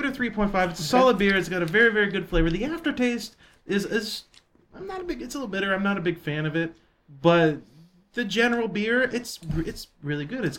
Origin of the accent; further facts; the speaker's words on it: Pennsylvania, United States; also born or lived in San Diego, California; And when I was 4 years old, we moved out to Pennsylvania to be closer to family.